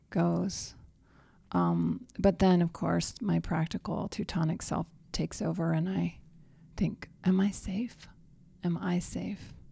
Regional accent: New Mexico, United States; I've witnessed many flash floods in my home state of New Mexico.

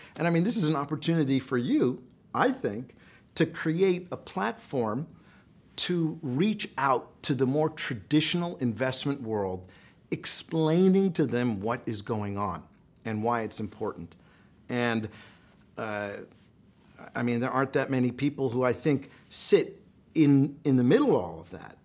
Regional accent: United States; I'm an American, we're here in America

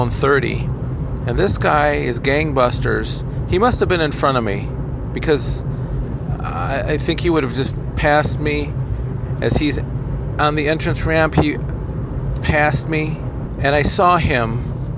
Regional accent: Kalamazoo, Michigan, United States; I'd commute back into my hometown of Kalamazoo

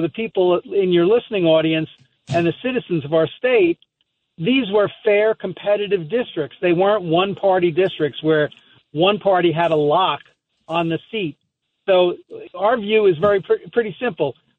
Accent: Seaford, New York, United States; moved away; we're both from Seaford, New York originally

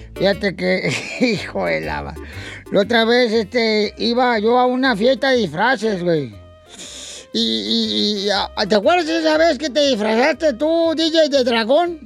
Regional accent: Michoacán, Mexico; somos los michoacanos

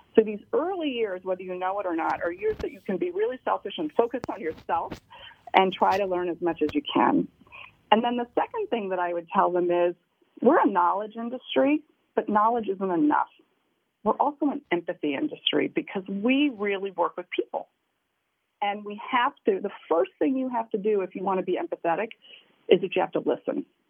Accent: Washington, District of Columbia, United States; moved away as an adult; now in New York, United States; I'm from Washington D.C.

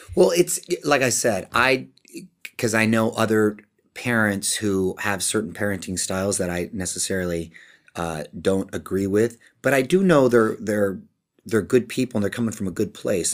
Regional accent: Chula Vista, California, United States; moved away as an adult; now in Los Angeles, United States; I'm a kid from Chula Vista, which is a couple hours south, border town, there to Tijuana in Mexico

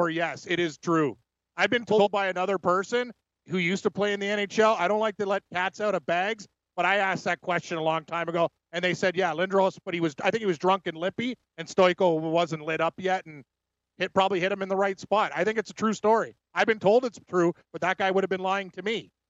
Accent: Porcupine Plain, Saskatchewan, Canada; No, I'm from Porcupine Plane.

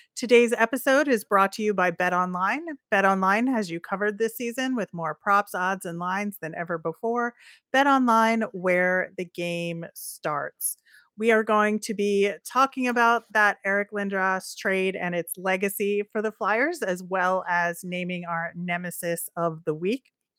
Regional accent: Philadelphia, Pennsylvania, United States; I grew up in the Philadelphia area

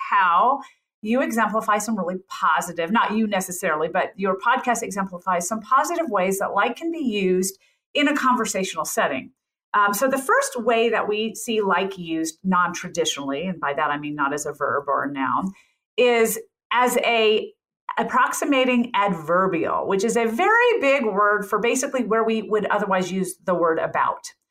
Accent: Memphis, Tennessee, United States; accent: Southern; I grew up in Memphis, Tennessee

